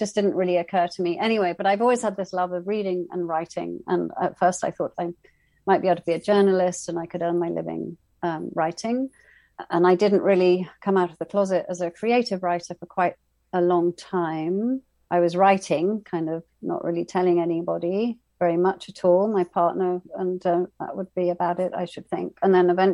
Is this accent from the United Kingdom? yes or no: yes; England, United Kingdom; I'm from England, from the UK, where the class system is very alive and kicking